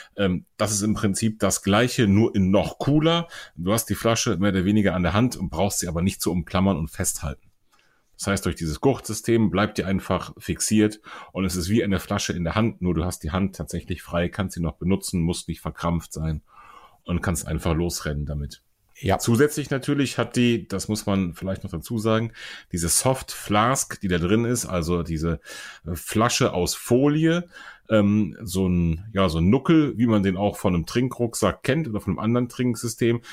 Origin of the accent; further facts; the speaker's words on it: Germany; bei uns in Deutschland